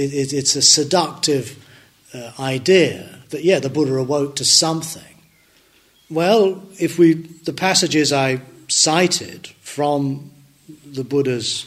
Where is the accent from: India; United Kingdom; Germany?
United Kingdom; Dundee, Scotland; I was born in Dundee